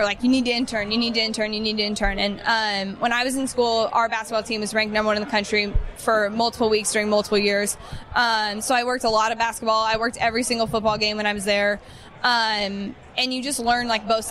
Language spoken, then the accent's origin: English; Bay Area, California, United States; I grew up in the Bay Area